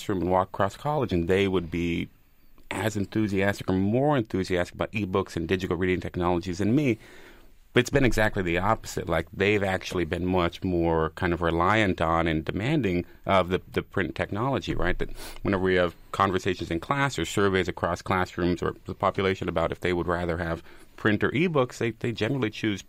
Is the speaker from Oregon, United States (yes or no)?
yes; Oregon, United States; moved away as an adult; also born or lived in New York / Boston; now in York, United States; I grew up in Oregon